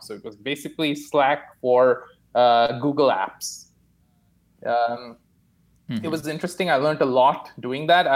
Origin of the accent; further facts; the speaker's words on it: Mumbai, Maharashtra, India; moved away as an adult; also born or lived in Delaware, United States / Singapore / California, United States; now in Toronto, Canada; I was born in India, Bombay, actually